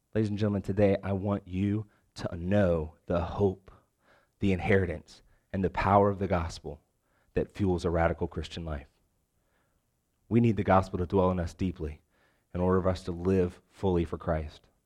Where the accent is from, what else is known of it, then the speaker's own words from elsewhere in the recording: Richmond, Virginia, United States; moved away as an adult; also born or lived in Lexington, Virginia / Wake Forest, North Carolina; now in Raleigh, United States; I'm actually originally from Richmond